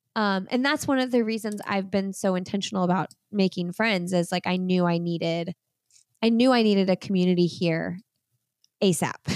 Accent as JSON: {"language": "English", "town": "Bloomington", "region": "Indiana", "country": "United States", "tie": "born or raised there", "moved": "as an adult", "lives_now": "Raleigh, United States", "said": "I grew up in Bloomington, lived in Indianapolis for twenty years, eighteen years, something like that. And we packed up and moved to Raleigh, North Carolina about two years ago"}